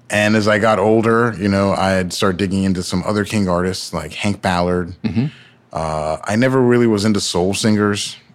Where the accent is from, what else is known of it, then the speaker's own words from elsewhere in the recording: Nigeria; So I am Nigerian, as I've mentioned, uh, and I try to remind everybody as much as possible.